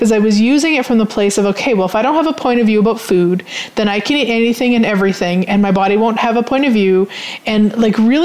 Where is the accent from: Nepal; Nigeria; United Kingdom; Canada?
Canada; I'm Canadian